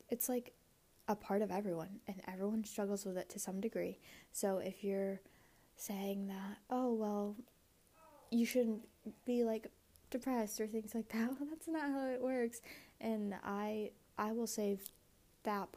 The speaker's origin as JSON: {"language": "English", "country": "United States", "said": "I am Asian American"}